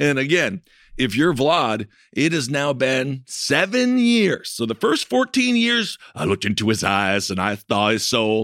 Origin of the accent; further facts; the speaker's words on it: Wisconsin, United States; I'm from Wisconsin